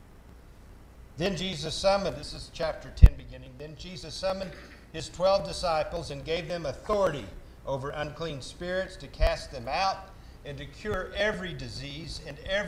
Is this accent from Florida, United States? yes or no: no; Oklahoma City, Oklahoma, United States; also born or lived in Enid, Oklahoma / El Reno, Oklahoma / Bristow, Oklahoma / Lafayette, Louisiana; I grew up in Oklahoma City